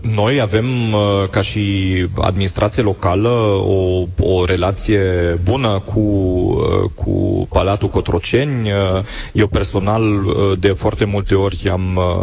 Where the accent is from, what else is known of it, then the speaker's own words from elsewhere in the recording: Germany; now in Timișoara, Romania; eu am crescut în, în Germania